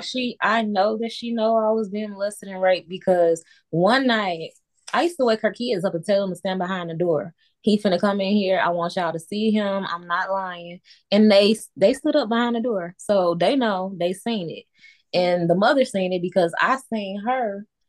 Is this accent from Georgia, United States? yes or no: no; Chicago, Illinois, United States; born in Chicago